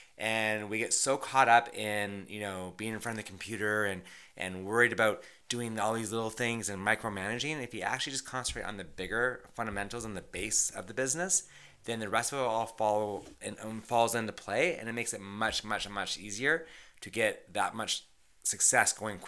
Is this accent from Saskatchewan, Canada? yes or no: no; Vancouver, British Columbia, Canada; now in Toronto, Canada; as you know, I came from Vancouver and I was an agent out west for almost 9 years before moving to Toronto about 13 years ago.